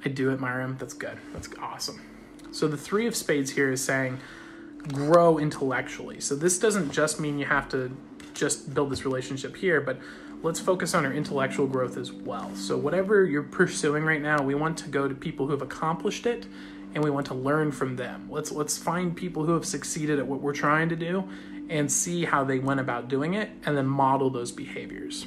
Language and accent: English; Australia; I'm Australian.